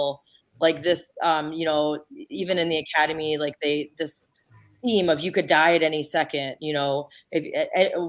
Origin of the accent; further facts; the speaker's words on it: Ypsilanti, Michigan, United States; I grew up in Ipsy and I was a police officer in the community where I grew up